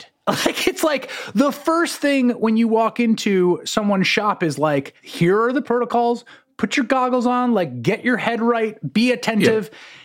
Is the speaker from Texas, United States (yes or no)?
no; New York City, New York, United States; I grew up in the Bronx